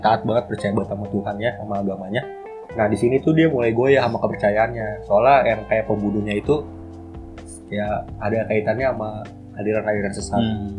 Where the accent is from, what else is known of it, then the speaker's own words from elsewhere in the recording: Bekasi, West Java, Indonesia; kita orang Bekasi